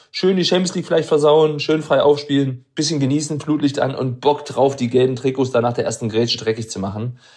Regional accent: Freiburg, Baden-Württemberg, Germany; wie sehr ich selber als Freiburger im alten Stadion genossen habe

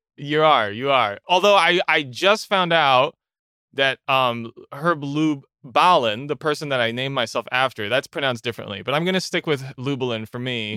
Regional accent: Ottawa, Ontario, Canada; moved away as an adult; now in Montreal, Canada; I'm originally from Ottawa, uh, which is in Canada, and I moved to Montreal, like, eight eight years ago

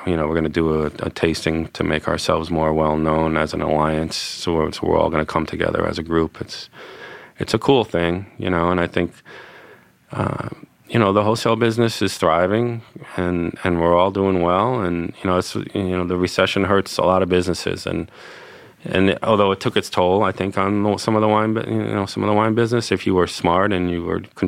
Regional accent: New York City, New York, United States; I grew up on in Stuyvesant Town, and now I have kids that are going to own property in Alsace

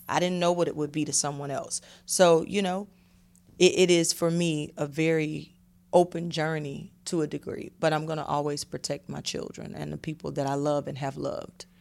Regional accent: Atlanta, Georgia, United States; I'm from Atlanta

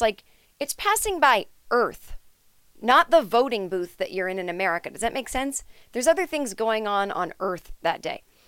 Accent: Needham, Massachusetts, United States; I grew up in Needham.

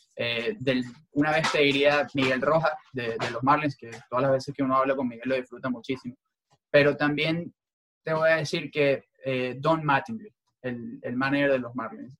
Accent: Venezuela; moved away; crecí en Venezuela escuchándolo en, en Venevisión

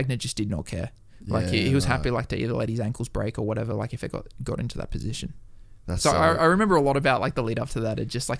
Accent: Newcastle, North East England, United Kingdom; Like I was from Newcastle. There was like not really anyone like that was competing internationally there.

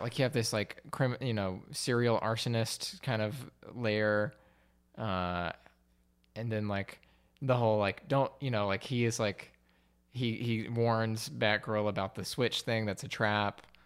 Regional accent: Alabama, United States; moved away; I'm from Alabama

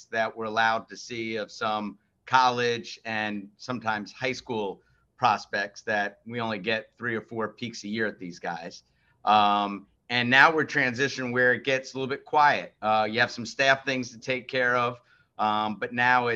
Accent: Teaneck, New Jersey, United States; moved away; growing up in Teaneck, New Jersey

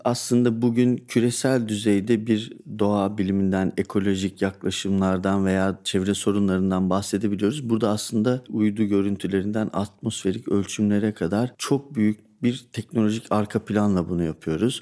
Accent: Turkey; Memleketimize baktığınızda dağlık, e, dağlar, ovalar bu topografik çeşitlilik çok yüksek.

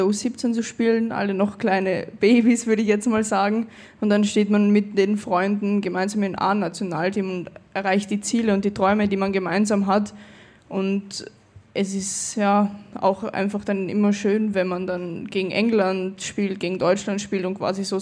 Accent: Austria; born there; jetzt spiele ich für Österreich, für das Land, wo ich geboren bin.

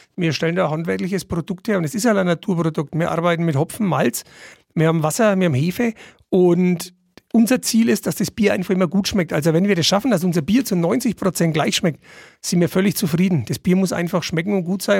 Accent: Niedermirsberg, Bavaria, Germany; ich komme aus der Nachbarortschaft, aus Niedermischberg.

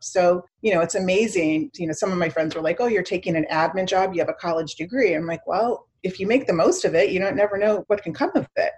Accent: Miami, Florida, United States; also born or lived in Chicago, Illinois; I grew up mainly in Miami. So, my family, um, my mom was a single mom, and I had a had a sister, and so we moved to Miami when I was in junior high

